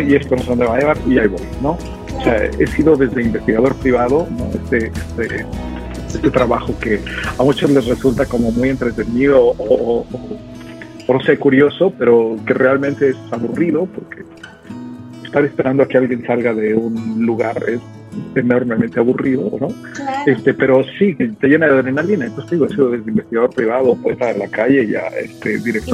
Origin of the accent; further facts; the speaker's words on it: Mexico City, Mexico; moved away as an adult; yo llevaba 40 años de mi vida, un poquito más, ¿no? Viviendo en la Ciudad de México, es decir, desde que nací viviendo en la Ciudad de México, hoy vivo en otra ciudad